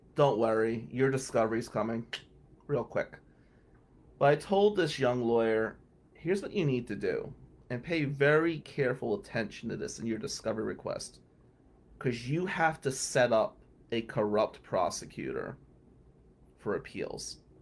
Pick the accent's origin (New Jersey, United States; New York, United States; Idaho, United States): New Jersey, United States; accent: Jersey; now in Michigan, United States; my Jersey accent